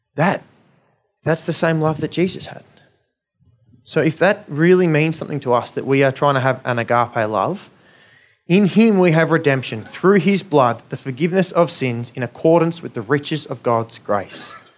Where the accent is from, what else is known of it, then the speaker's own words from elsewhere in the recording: Australia; being Australian, um, middle-class people